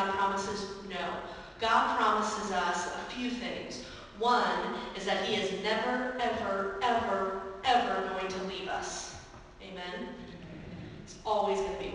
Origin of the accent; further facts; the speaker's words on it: Raymore, Missouri, United States; When I was growing up in Raymore